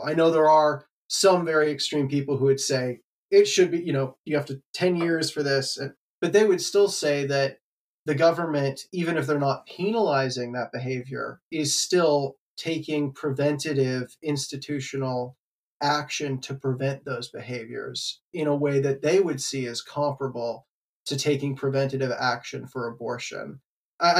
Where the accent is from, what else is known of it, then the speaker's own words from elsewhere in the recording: Canada; now in United States; I'm not actually American. I'm Canadian.